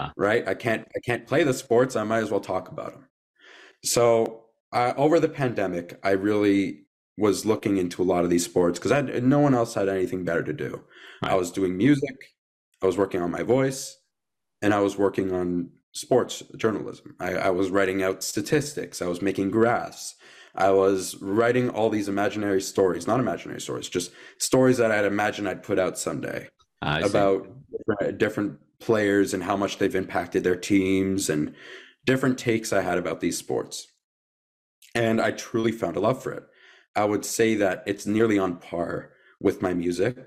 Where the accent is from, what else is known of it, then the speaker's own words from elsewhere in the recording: Canada; We're both Canadian.